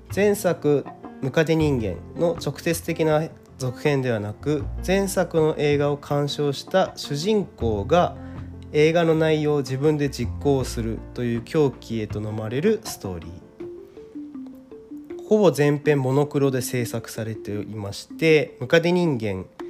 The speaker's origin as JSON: {"language": "Japanese", "town": "Kawasaki", "region": "Kanagawa", "country": "Japan", "tie": "born or raised there", "said": "僕はですね、地元が川崎でし、 地方ではないので、そして今も川崎に住んでいるので"}